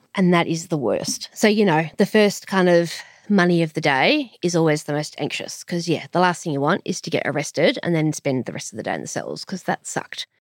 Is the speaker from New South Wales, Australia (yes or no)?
yes; Sydney, New South Wales, Australia; also born or lived in Strathfield; I grew up in Camp Zee in, in a ish city, Sydney, and then Strathfield